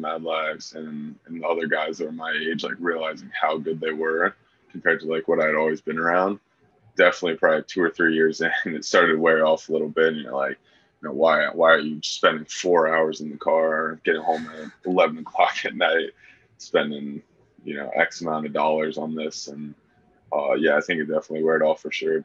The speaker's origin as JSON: {"language": "English", "town": "Charlottesville", "region": "Virginia", "country": "United States", "tie": "born or raised there", "said": "I was born in Charlottesville"}